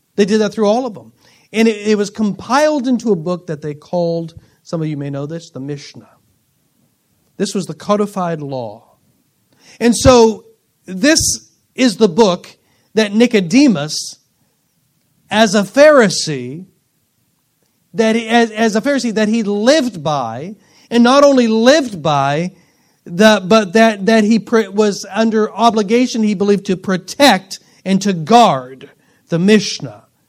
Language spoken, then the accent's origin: English; Springfield, Missouri, United States; I was born at Cox North Hospital in Springfield.